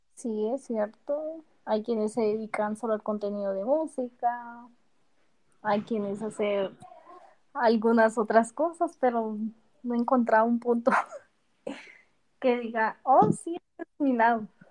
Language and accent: Spanish; Guatemala; Soy de Guatemala.